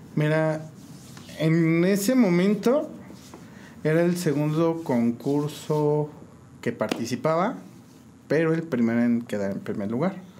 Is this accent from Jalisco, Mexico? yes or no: no; San Juan del Río, Querétaro, Mexico; Nací en San Juan del Río, criado igual aquí, originario de San Juan